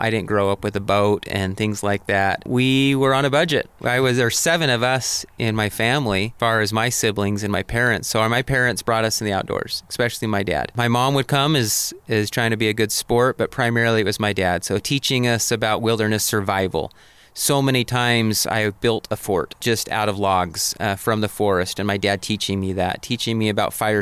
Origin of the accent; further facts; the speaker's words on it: Mesa, Arizona, United States; also born or lived in Portland; I grew up in Mesa, Arizona, which is a suburb of Phoenix.